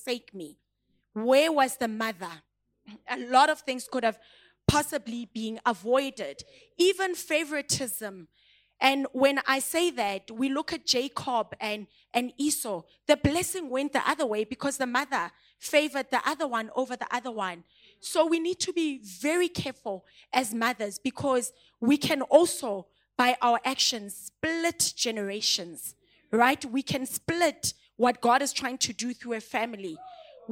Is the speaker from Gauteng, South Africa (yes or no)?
yes; Pretoria, Gauteng, South Africa; English is a second language; moved away; also born or lived in Klerksdorp, North West, South Africa; when I moved from Hammanskraal to Klerksdorp, it's two different areas. I'm from Pitori and I'm going to Botswaneng. I could not even speak the language.